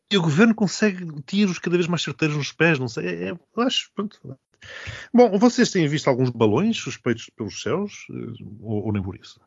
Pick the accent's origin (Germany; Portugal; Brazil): Portugal; a minha vergonha enquanto português